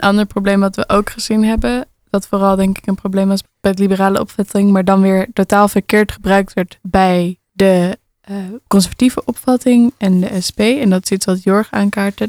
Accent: Alkmaar, North Holland, Netherlands; Ik ben opgegroeid in een flat in Alkmaar

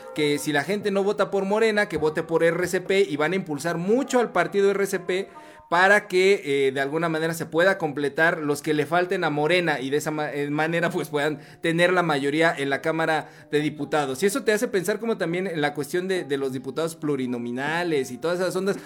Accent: Chimalhuacán, State of Mexico, Mexico; de donde soy oriundo, ¿verdad? Este, soy de, la hermana República de Chimalhuacán

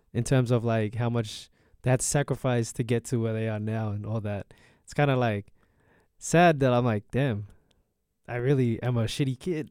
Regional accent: Australia; I'm Australian

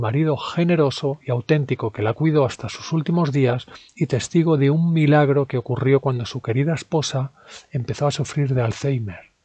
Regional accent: Spain; los españoles seamos así

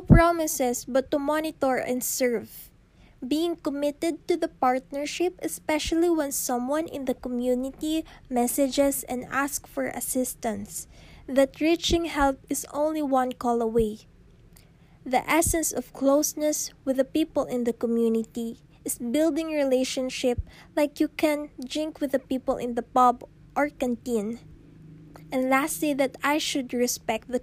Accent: Philippines; us Filipinos

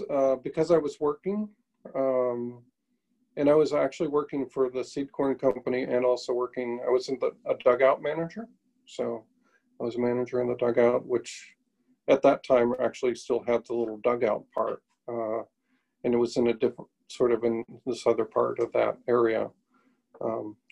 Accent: McLean, Illinois, United States; the same church that I went to when I was growing up in McLean, Illinois

